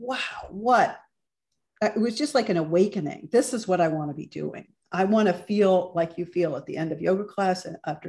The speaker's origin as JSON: {"language": "English", "region": "Ohio", "country": "United States", "tie": "born or raised there", "also_born_or_lived": "Chicago", "moved": "as an adult", "lives_now": "New York City, United States", "said": "I grew up in Ohio"}